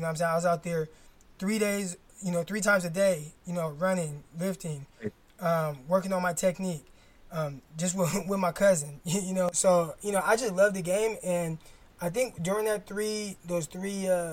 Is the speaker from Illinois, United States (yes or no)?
no; Stockton, California, United States; Delta College, which is in my hometown, Stockton